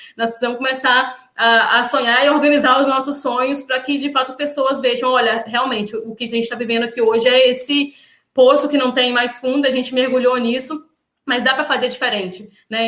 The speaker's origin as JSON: {"language": "Portuguese", "region": "Minas Gerais", "country": "Brazil", "moved": "yes", "lives_now": "Espírito Santo, Brazil", "said": "eu sou mineira"}